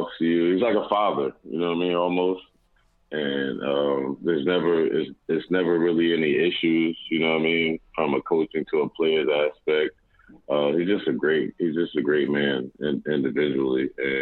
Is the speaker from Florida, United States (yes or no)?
no; North New Jersey, United States; also born or lived in West Orange, New Jersey; I'm originally from North New Jersey, but I just happened to move to West Orange when I was probably in my freshman